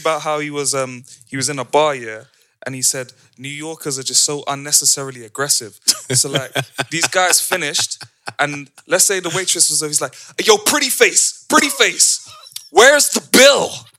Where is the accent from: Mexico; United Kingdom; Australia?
United Kingdom; London; every time we would say, I'm from London, she's from Amsterdam, they'd be like, oh, word, you from London?